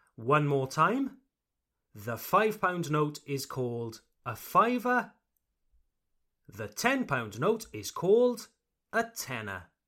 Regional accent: United Kingdom; I come from the United Kingdom, Le Royaume-Uni, the United Kingdom.

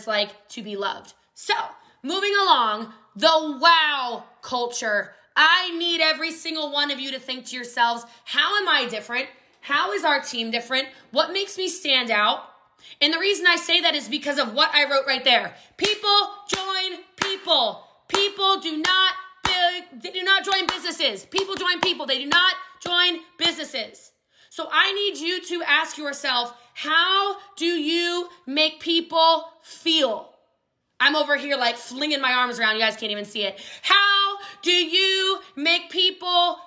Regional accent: Hawaii, United States; I'm Hawaiian

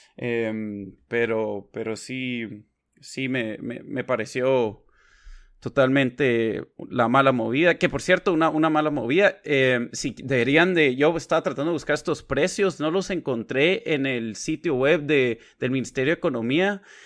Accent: Guatemala; now in Washington, D.C., United States; crecí y he vivido la mayoría de mi vida en Guatemala

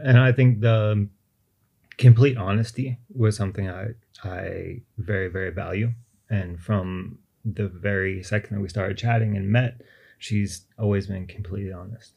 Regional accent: Austin, Texas, United States; moved away as an adult; now in Beijing, China; I'm originally from Austin, Texas

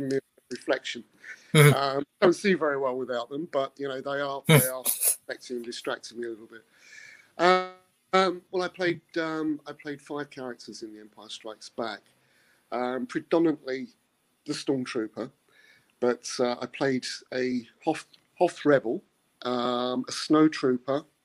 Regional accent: United Kingdom; I'm a British actor.

